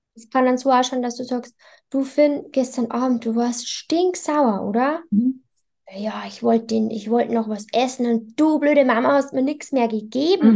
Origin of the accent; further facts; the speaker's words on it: Bavaria, Germany; bei uns in Bayern